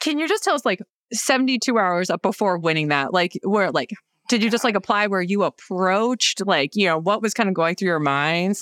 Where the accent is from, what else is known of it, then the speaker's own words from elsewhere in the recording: upstate New York, United States; moved away; I grew up in a small town in upstate New York